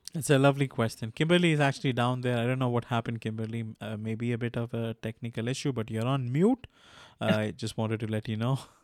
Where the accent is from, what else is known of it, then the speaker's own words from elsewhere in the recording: India; I'm from India